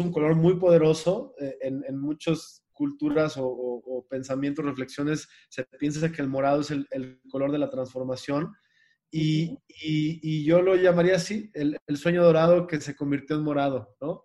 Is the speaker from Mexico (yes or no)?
yes; Mexico; nos subestimamos como mexicanos